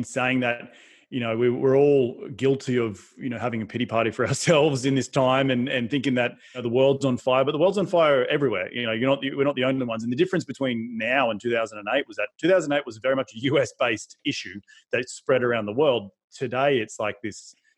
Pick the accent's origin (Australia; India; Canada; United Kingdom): Australia; accent: Australian; moved away as an adult; now in United States; I'm originally from Australia, obviously by my accent you can hear it.